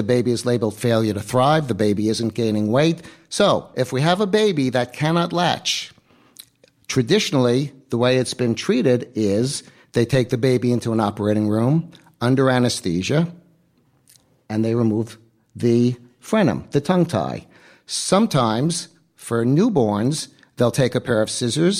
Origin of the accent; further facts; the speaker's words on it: New York, United States; Born and raised New Yorker